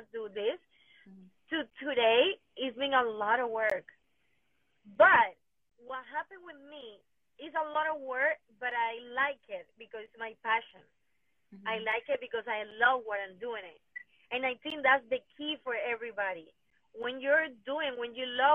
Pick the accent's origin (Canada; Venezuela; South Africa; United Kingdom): Venezuela; English is a second language; moved away as an adult; now in United States; My parents are from Colombia, but I born and raised in Venezuela.